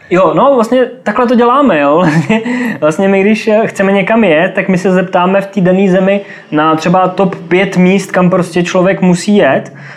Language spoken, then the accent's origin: Czech; Czechia; Jsem hrdý na to, odkud pocházím a rozhodně se nestydím za ty obyvatele České republiky